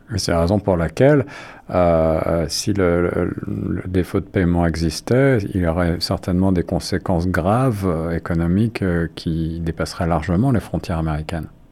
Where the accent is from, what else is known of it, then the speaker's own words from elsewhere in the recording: Canada; chez nous, au Canada